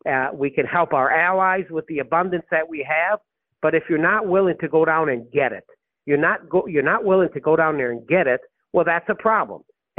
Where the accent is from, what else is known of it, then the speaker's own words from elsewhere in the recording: Texas, United States; And I'm a congressman from Texas.